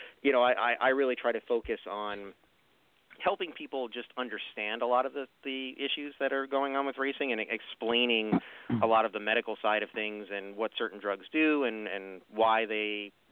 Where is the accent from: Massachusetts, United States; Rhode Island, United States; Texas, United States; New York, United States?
New York, United States; Long Island; now in Lancaster, Pennsylvania, United States; I'm from New York originally and was from Long Island, New York